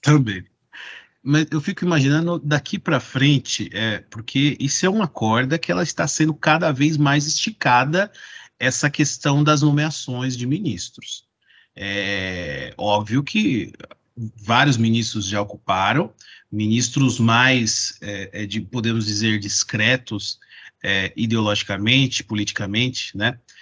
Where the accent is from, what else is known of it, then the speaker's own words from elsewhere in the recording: Mogi das Cruzes, São Paulo, Brazil; lá em Mogi das Cruzes, da minha terra